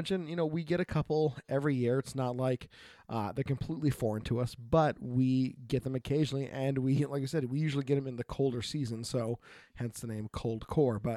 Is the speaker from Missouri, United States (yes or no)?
no; Oregon, United States; from Oregon.